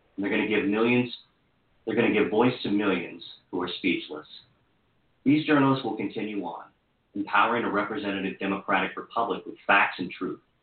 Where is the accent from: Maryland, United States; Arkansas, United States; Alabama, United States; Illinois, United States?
Maryland, United States; Hagerstown; including a stint at my hometown newspaper, the Herald Mail